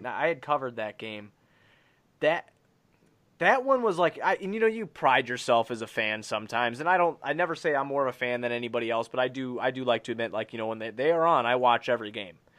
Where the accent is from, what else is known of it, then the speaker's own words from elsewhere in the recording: Blue Island, Illinois, United States; I come from Blue Island, Illinois. I lived in a one-bedroom trailer with my dad